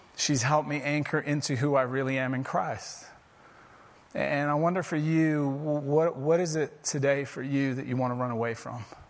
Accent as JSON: {"language": "English", "region": "England", "country": "United Kingdom", "tie": "born or raised there", "moved": "yes", "lives_now": "Prescott, United States", "said": "I'm English by birth"}